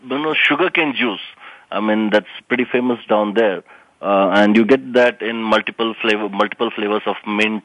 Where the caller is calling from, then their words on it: Harrisburg, Pennsylvania, United States; I'm calling from Harrisburg, Pennsylvania